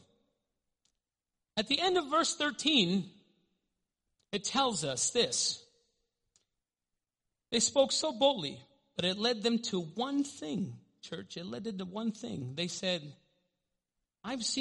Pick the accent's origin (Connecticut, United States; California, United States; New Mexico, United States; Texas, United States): New Mexico, United States; Albuquerque; I grew up in the South Valley, and I'm no longer there